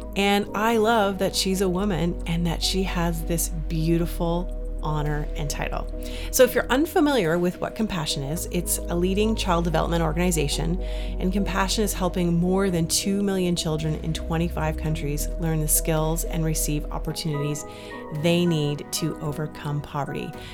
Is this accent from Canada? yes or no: yes; Canada; also born or lived in Toronto; growing up in Canada, I've personally never gone without in my life